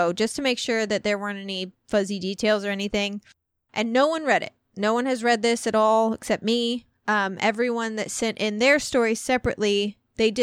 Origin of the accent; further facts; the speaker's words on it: less than 2 hours from Union, Missouri, United States; Union, Missouri, which is less than 2 hours away from my hometown